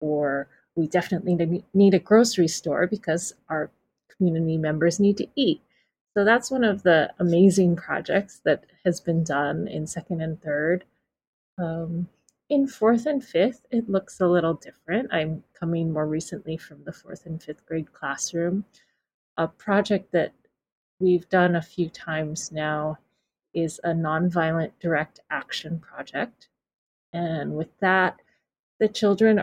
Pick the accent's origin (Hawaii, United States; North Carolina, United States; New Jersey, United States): Hawaii, United States; I was born here, but I'm not Hawaiian, but I feel like I come from this place to a certain level